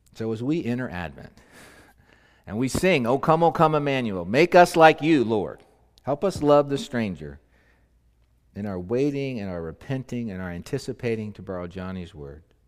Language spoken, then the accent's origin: English; Southern California, United States; moved away; also born or lived in Annapolis, Maryland; I grew up in Southern California, but we spent two years in Annapolis, Maryland.